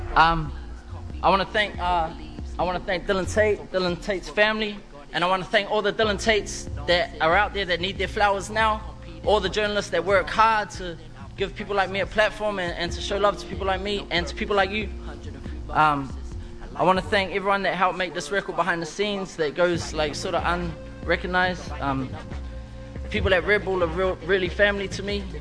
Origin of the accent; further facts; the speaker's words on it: Auckland, New Zealand; where I'm from is a place called Avondale. You know? And I'm still there.